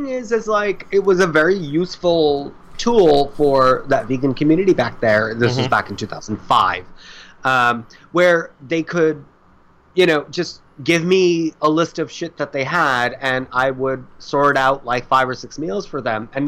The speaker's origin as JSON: {"language": "English", "country": "India", "said": "Because I'm Indian, so I'm used to dealing in liters"}